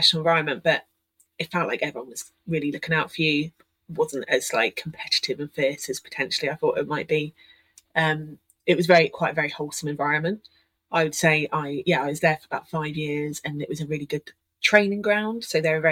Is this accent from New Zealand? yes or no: no; Oxfordshire, South East England, United Kingdom; I moved back home to Oxfordshire